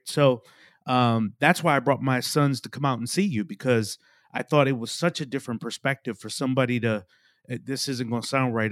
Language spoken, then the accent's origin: English; Milwaukee, Wisconsin, United States; now in Raleigh, United States; I grew up in Milwaukee, Wisconsin.